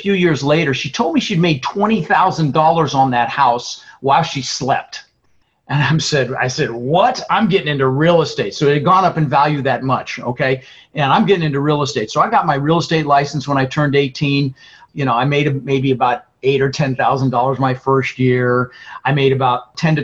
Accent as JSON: {"language": "English", "town": "Denver", "region": "Colorado", "country": "United States", "tie": "born or raised there", "also_born_or_lived": "Netherlands", "said": "we ended up in Denver, Colorado, where I lived for 30 years"}